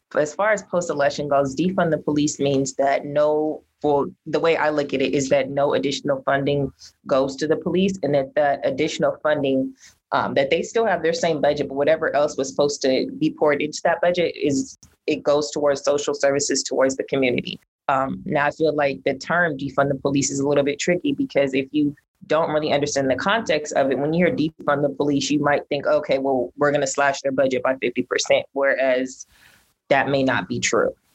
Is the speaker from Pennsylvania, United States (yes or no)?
no; Pasadena, California, United States; I was born and raised in Pasadena, and I somewhat grew up in like Pasadena politics.